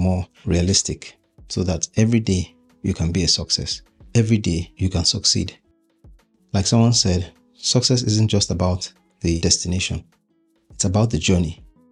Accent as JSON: {"language": "English", "country": "Nigeria", "moved": "yes", "lives_now": "United Kingdom", "said": "I'm Nigerian. That's my home country. And even though I'm making this podcast from the UK currently"}